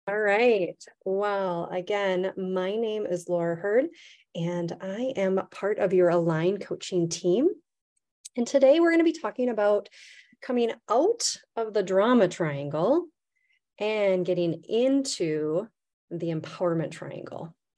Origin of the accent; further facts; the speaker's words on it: Midwest, United States; I'm from the Midwest